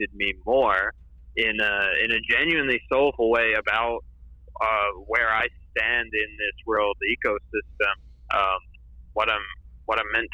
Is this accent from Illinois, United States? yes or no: no; Tennessee, United States; I grew up in the United States, in Tennessee